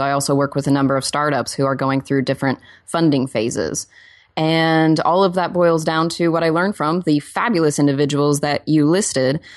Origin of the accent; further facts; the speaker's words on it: Oklahoma, United States; now in Los Angeles, United States; I'm also from Oklahoma